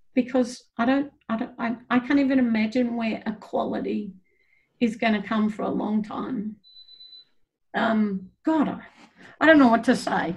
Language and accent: English; Australia; moved away; also born or lived in New Zealand; I come from Australia